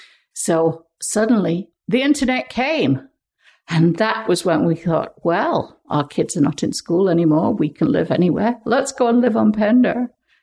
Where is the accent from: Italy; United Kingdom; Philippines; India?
United Kingdom; England; now in Canada; And so we came over from England for the opening of the museum, and Dave headed up the natural history department, which eventually became a dinosaur department and became the Drumheller Museum.